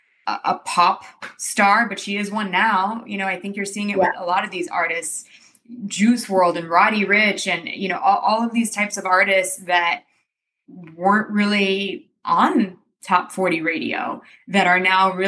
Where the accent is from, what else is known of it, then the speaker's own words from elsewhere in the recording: Romania; now in United States; we're from Romania, so I grew up traveling around Europe